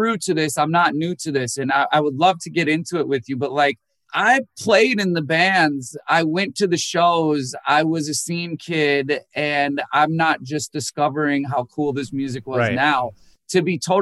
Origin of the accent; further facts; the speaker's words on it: Minnesota, United States; I was born in Minnesota